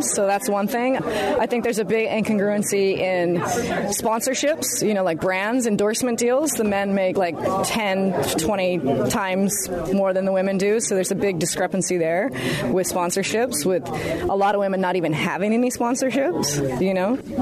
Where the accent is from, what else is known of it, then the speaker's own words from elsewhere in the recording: Hawaii, United States; also born or lived in Kauai; a young girl growing up in Hawaii